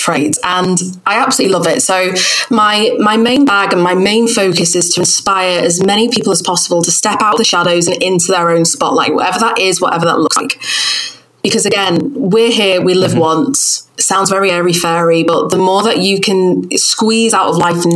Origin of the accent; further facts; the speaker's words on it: United Kingdom; accent: northern; my northern accent